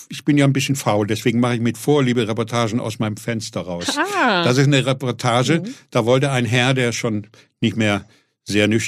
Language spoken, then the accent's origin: German; Fulda, Hesse, Germany; moved away as an adult; Ich, ich komme gerade aus Fulda, gerade mal 20 Jahre ja. alt bin wegen der Musik auf St. Pauli gelandet und lande so plötzlich mitten